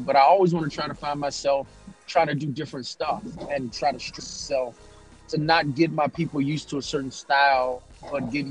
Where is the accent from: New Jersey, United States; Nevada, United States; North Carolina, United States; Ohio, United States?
North Carolina, United States; Greensboro; also born or lived in Maryland; now in Augusta, United States; I'm originally from Greensboro, North Carolina. Born in Maryland, but I'm raised in Greensboro